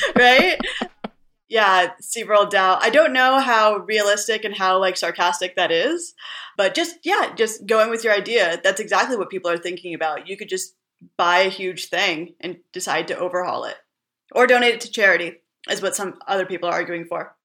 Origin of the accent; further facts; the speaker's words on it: California, United States; moved away as an adult; also born or lived in Middle East / New York; I'm originally from California.